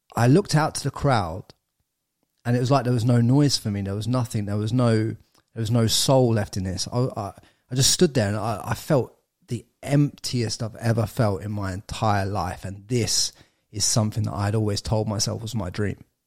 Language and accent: English; England, United Kingdom; moved away as an adult; now in Australia; I'm an English lad.